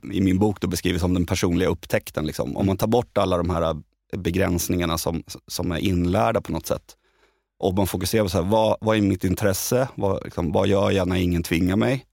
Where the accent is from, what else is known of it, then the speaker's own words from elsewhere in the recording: Södertälje, Stockholm County, Sweden; jag är liksom arbetarpojken från Södertälje